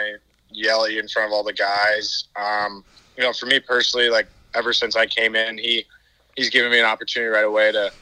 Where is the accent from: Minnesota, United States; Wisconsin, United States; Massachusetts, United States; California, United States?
Minnesota, United States; moved away; I'm from Minnesota